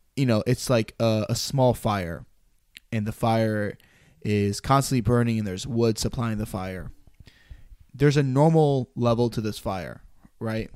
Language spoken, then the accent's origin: English; United States; born and raised American